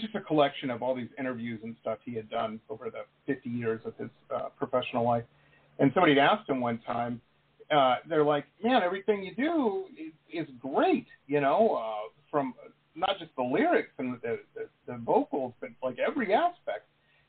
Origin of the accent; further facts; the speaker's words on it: Detroit, Michigan, United States; Where I grew up in Detroit, that's how the techno scene started.